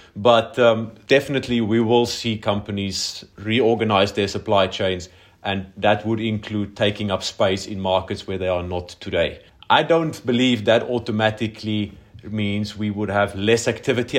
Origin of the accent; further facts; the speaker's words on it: South Africa; now in Poland; I think there's only about two hundred South Africans in Poland in general, so my chances are pretty good of not finding someone else from Armulu